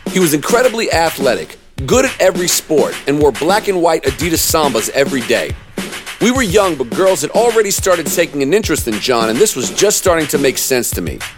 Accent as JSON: {"language": "English", "town": "Durham", "region": "North Carolina", "country": "United States", "tie": "born or raised there", "said": "I was born and raised in Durham, North Carolina. Like most rappers, my parents were New York Jews who moved down south for a great career opportunity for my father and a better life for their children."}